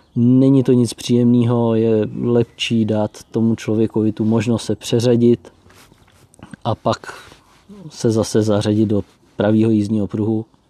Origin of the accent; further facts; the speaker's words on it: Czechia; moved away as an adult; now in Austria; u nás v Čechách